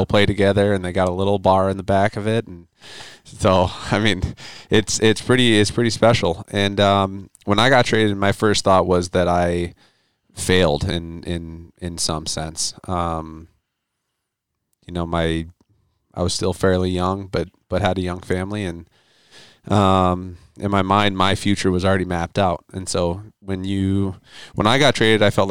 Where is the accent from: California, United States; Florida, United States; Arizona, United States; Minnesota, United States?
Minnesota, United States; moved away as an adult; growing up and playing Minnesota high school hockey